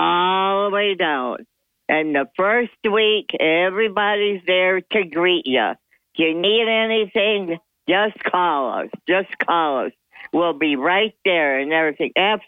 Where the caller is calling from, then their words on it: Dickinson, New York, United States; from the town of Dickerson.